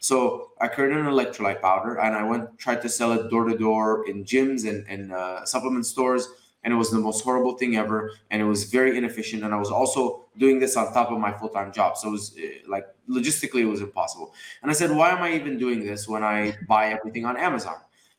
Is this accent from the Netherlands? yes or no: no; Dubai, United Arab Emirates; also born or lived in Egypt; now in United States; So I was born in Egypt, raised in Dubai. I came to America in 2011